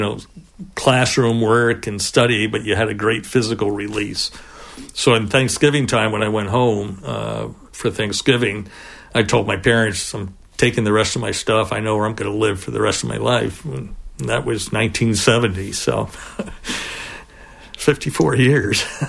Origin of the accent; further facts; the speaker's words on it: Pleasantville, New York, United States; moved away as an adult; now in Plattsburgh, United States; I grew up in Westchester uh, in a little town called Pleasantville.